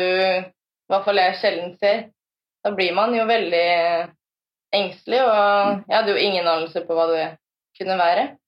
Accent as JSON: {"language": "Norwegian", "town": "Fredrikstad", "region": "Østfold", "country": "Norway", "said": "Jeg eh, er fra Fredrikstad"}